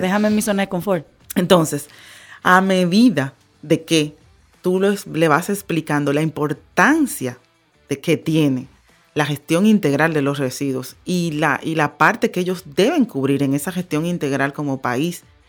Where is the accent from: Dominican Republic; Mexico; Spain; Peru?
Dominican Republic; vámonos para mi país